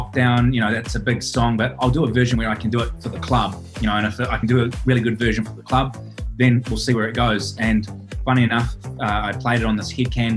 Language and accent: English; Auckland, New Zealand; moved away as an adult; also born or lived in Middle East; now in Australia; I grew up in Auckland, New Zealand